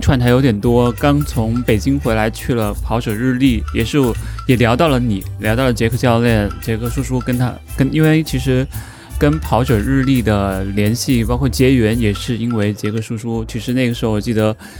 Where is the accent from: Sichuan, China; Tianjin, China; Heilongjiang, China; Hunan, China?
Hunan, China; moved away as an adult; also born or lived in Guangzhou / Shanghai; 我是湖南人，离，离广州很近